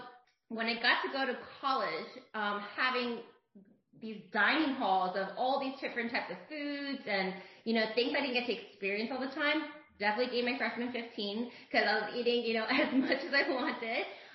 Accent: West Hempstead, New York, United States; moved away as an adult; also born or lived in Connecticut / New Orleans, Louisiana; now in Houston, United States; I'm born and raised in New York. I grew up in Long Island, so I spent most of my years there. My college years were spent in central New York, and then I actually moved back to Long Island for a brief period of time.

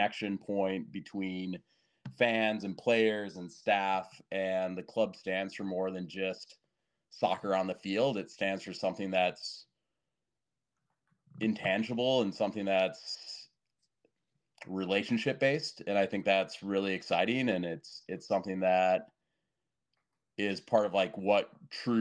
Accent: Mankato, Minnesota, United States; I grew up playing soccer. I'm from Mankato, Minnesota, so small town, small club. Got as much training as I could growing up.

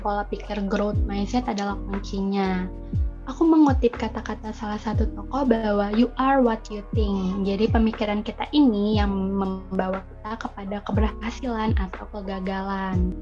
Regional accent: Jakarta, Indonesia; moved away; also born or lived in Bogor; Asal aku dari Jakarta dan sekarang menjadi mahasiswi semester 3 di Institut Pertanian Bogor

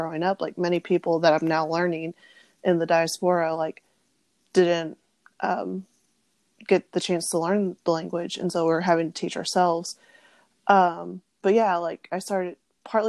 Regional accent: Arkansas, United States; moved away as an adult; also born or lived in Kansas; now in Nashville, United States; I was born in Kansas, and then when I was 3, my parents moved to Arkansas, and that's where I was raised

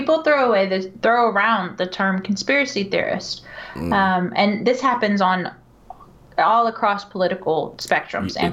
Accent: Houston, Texas, United States; Growing up in Houston, where NASA is located

